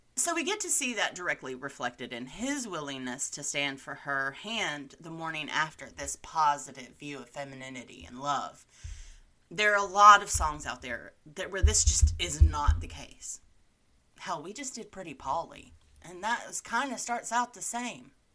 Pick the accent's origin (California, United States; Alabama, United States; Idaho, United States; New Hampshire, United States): Alabama, United States; my home state